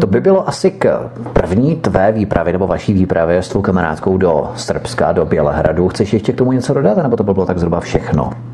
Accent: Czechia; jsem tady z České republiky

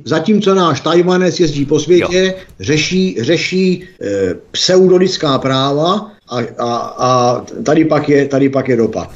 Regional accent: Czechia; protože jsem Čech

